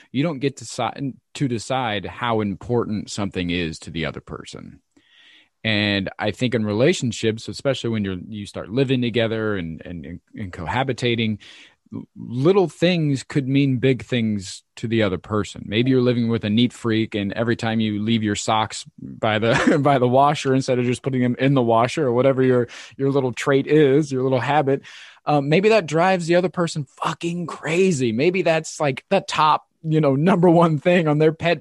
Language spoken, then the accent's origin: English; Midwest, United States; I grew up in the Midwest in the 90s